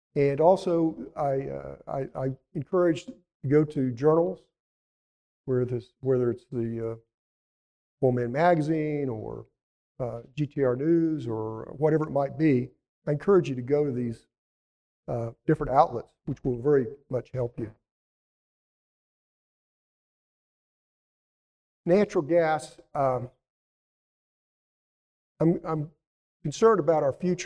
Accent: Elk City, Oklahoma, United States; My hometown

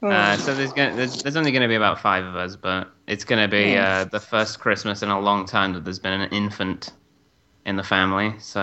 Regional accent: United Kingdom; I am British.

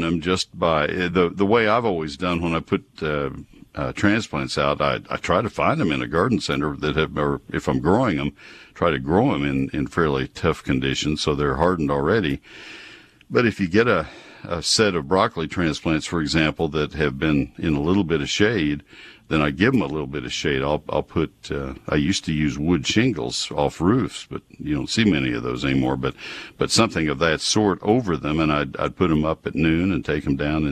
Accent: College Station, Texas, United States; I grew up in College Station with my dad doing research for companies that were getting labels for products. He was a herbicide specialist

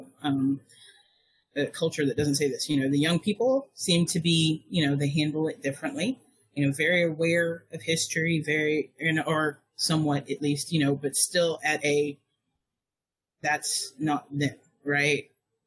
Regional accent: United States; as an American outsider

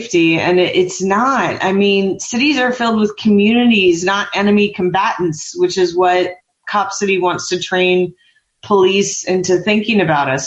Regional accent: Murfreesboro, Tennessee, United States; moved away as an adult; also born or lived in Atlanta, Georgia; now in New York City, United States; I grew up in a town called Murfreesboro, Tennessee, in Nashville

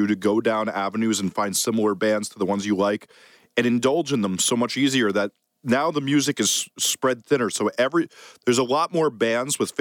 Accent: United States; also born or lived in New Jersey; now in New York, United States; as a New York kid and New Jersey kid

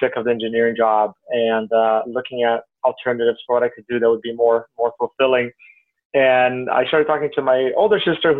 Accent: Rio de Janeiro, Brazil; moved away as an adult; now in Portland, United States; I grew up in Rio, but my mom's side of the family were farmers

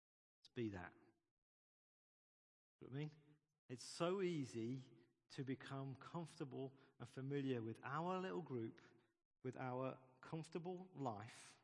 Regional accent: United Kingdom; We're British

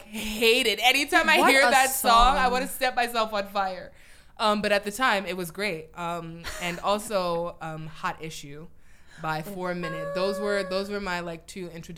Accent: United States; I am an American

